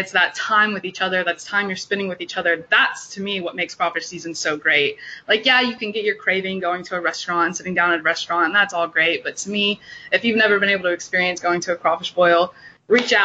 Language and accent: English; Houston, Texas, United States; down here in the South, I'm from Houston, Texas